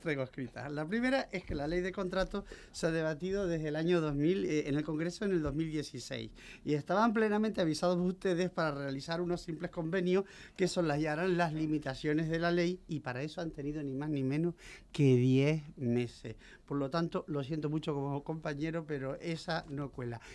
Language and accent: Spanish; Canary Islands, Spain; now in Madrid, Spain; como soy canaria, tengo estas cosas guanches y tal